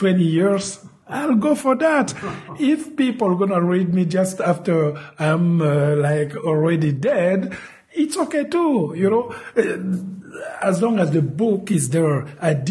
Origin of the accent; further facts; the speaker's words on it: Republic of the Congo; English is a second language; moved away; the French language is present in the Congo because we were colonized by France. So everybody speaks French